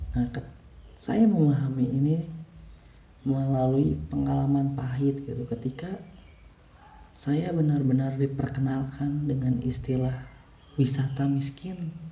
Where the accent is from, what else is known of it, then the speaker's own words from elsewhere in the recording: Bandung, West Java, Indonesia; kita tuh orang Bandung